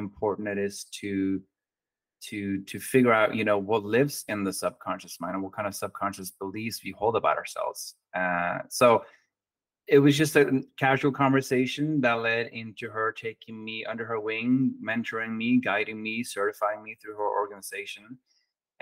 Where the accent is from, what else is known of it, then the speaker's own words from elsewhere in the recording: Oslo, Norway; English is a second language; moved away as an adult; also born or lived in Oregon / New Mexico; now in San Diego, United States; I was born and raised in Oslo, Norway. And at the age of 21, I moved to the United States